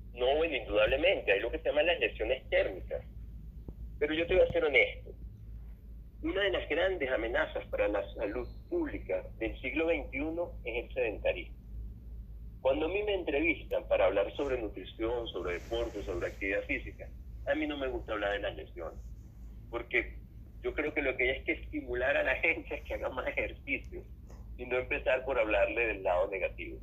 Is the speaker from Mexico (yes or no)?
no; Venezuela; Yo que soy venezolano y vivo en un clima cálido